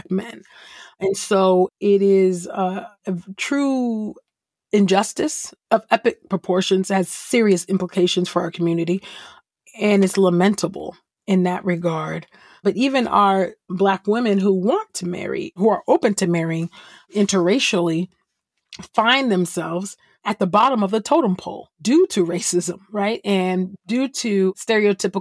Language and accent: English; California, United States; I'm originally from California